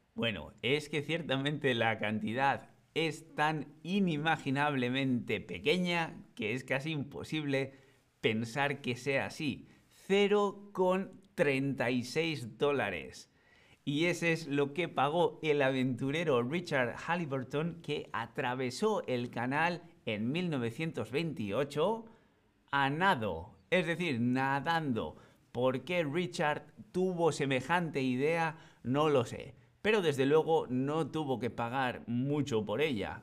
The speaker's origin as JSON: {"language": "Spanish", "town": "Bilbao", "region": "Basque Country", "country": "Spain", "said": "el Museo Guggenheim de Bilbao, que es de donde yo vengo"}